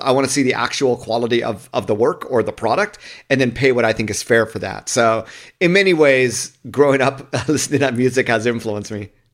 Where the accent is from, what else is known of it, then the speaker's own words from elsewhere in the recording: Southern California, United States; I grew up in Southern California